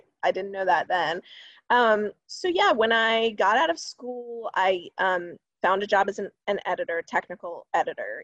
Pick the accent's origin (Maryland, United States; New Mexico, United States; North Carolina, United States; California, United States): Maryland, United States; Columbia; I grew up in Maryland, a little town called Columbia